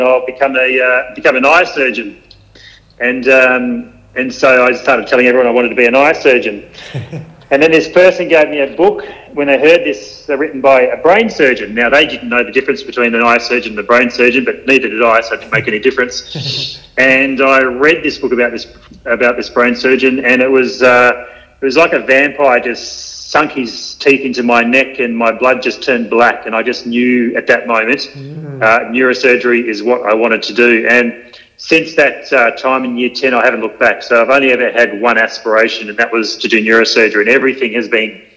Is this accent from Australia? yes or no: yes; Ouse, Tasmania, Australia; also born or lived in Osterley, Tasmania / Hobart, Tasmania; I was born in Ouse, and I was at school there till about grade six, and then my dad decided he didn't want me to be a tractor driver or a boiler maker or something, and decided to move us down to Hobart for better education